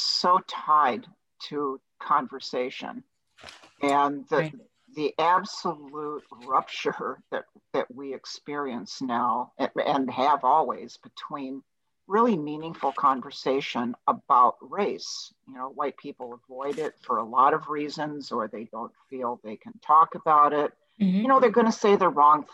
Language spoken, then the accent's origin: English; Brooklyn Center, Minnesota, United States; I grew up in Brooklyn Center, Minnesota